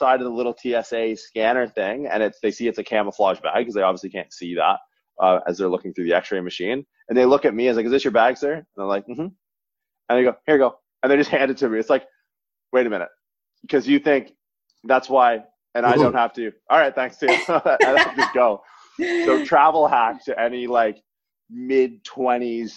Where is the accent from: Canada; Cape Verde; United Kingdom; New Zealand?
Canada; moved away as an adult; also born or lived in Toronto / Santa Clara, California; I'm from Canada originally.